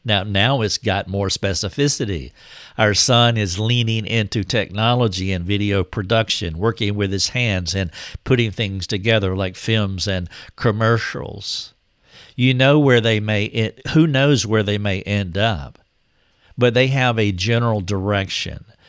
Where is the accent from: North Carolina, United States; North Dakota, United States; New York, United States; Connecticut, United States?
North Carolina, United States; my hometown in North Carolina